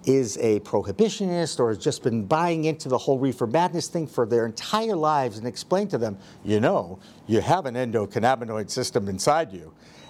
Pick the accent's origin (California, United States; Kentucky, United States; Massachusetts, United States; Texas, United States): Massachusetts, United States; Newton; on location today in Newton, Massachusetts. Happens to be my hometown